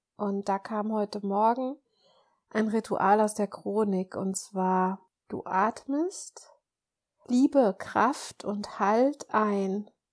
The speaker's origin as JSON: {"language": "German", "country": "Germany", "said": "ich bin, bin Deutsche, aber ich habe auch französisches Blut"}